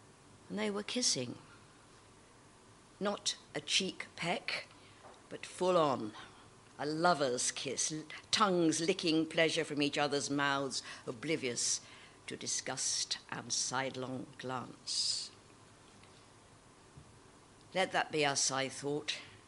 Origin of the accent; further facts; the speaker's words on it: Birmingham, West Midlands, United Kingdom; I'm a Brummie, actually, Rachel. Yeah, but I get elocuted, so I talk posh.